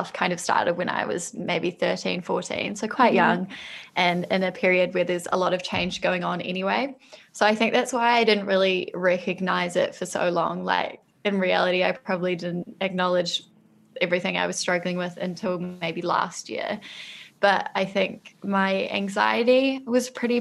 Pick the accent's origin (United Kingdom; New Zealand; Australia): New Zealand; I grew up in New Zealand